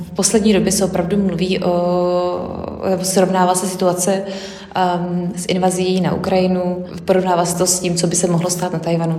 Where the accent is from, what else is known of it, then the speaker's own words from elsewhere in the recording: Czechia; u nás v Čechách